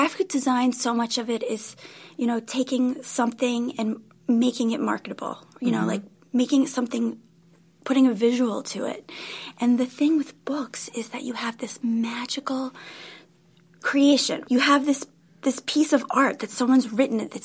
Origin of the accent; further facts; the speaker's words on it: Long Island, New York, United States; moved away; also born or lived in Manhattan, New York / Sarasota, Florida; I was born at Beth Israel Hospital, and I grew up mostly on Long Island, but I'm a New Yorker